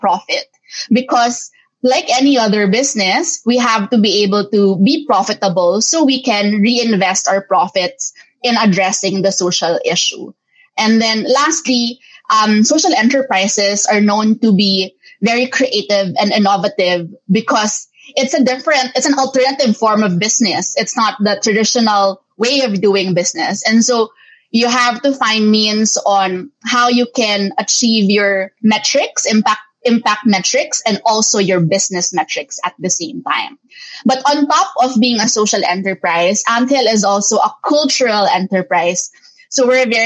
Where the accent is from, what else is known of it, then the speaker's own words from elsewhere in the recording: Philippines; my parents being Filipino Chinese expected me to take over the family business